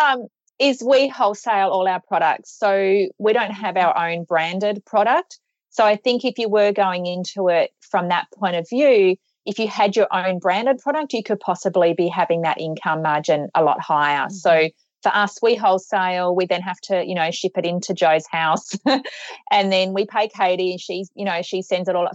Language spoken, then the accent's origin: English; Australia; we're from Australia